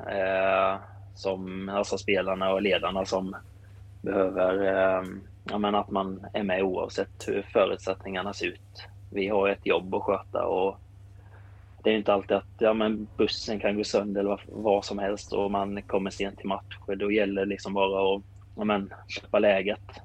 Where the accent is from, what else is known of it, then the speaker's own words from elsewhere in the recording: Kallinge, Blekinge, Sweden; jag är från eh, eh, Kallinge